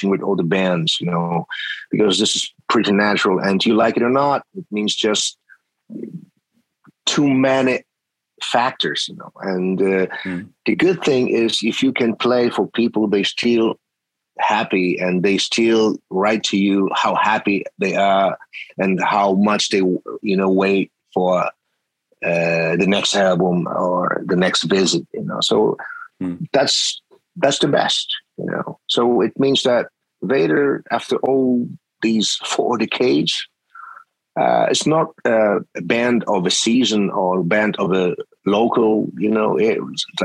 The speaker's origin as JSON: {"language": "English", "country": "Poland", "said": "we are from Poland, from a different part of the world"}